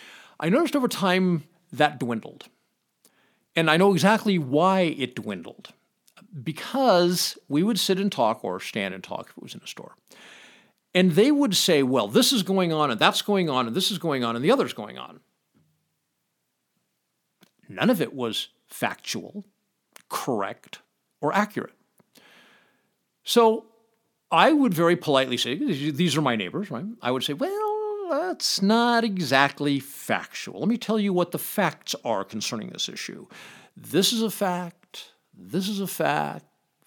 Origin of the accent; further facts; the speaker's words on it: Los Angeles, California, United States; now in Pahrump, United States; I come from Los Angeles, so this is a really small town.